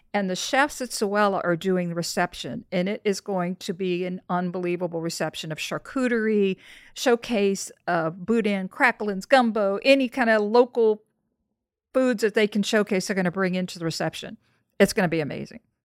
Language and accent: English; New Orleans, Louisiana, United States; I'm from New Orleans